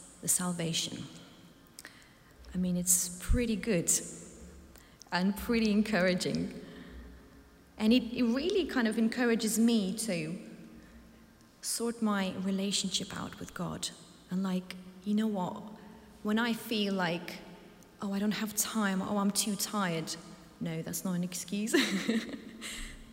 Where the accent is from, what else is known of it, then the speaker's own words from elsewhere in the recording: Ukraine; moved away; I come from a country called Ukraine, and I love my home. But at one point 8 years ago, I lost my home, and I had to flee my hometown